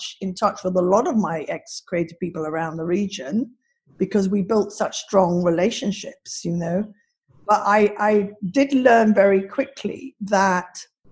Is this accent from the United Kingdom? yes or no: no; Singapore; me growing up in Singapore as a young girl, a tomboy